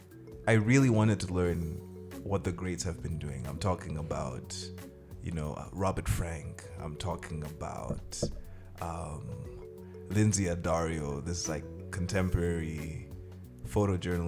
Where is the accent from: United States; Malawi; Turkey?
Malawi; also born or lived in Zimbabwe; I grew up in Malawi mostly